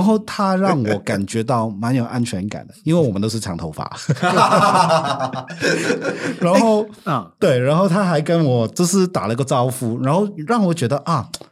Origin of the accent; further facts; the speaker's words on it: Hong Kong; Chinese is a second language; moved away as an adult; now in Taiwan; 我们香港人